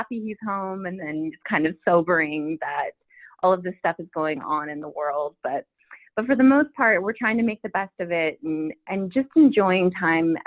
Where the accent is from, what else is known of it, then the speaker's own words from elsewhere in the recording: Arizona, United States; I grew up in Arizona